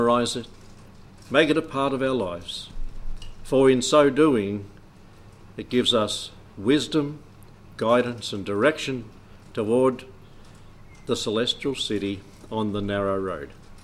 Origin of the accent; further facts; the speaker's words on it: South Australia, Australia; I'm from South Australia